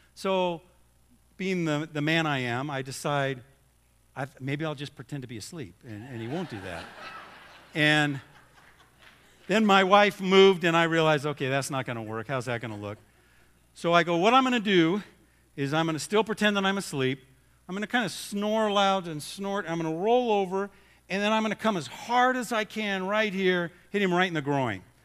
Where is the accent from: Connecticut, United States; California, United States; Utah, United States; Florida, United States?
California, United States; Southern; I grew up in Southern California